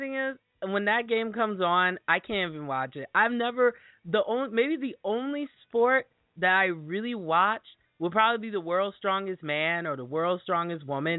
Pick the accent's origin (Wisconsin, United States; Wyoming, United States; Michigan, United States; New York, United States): Wisconsin, United States; I'm originally from Wisconsin. That's where I host my show.